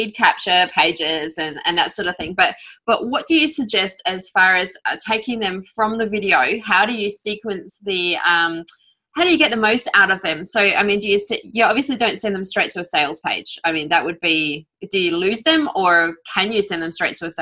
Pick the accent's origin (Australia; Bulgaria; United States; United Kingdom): Australia; I'm Australian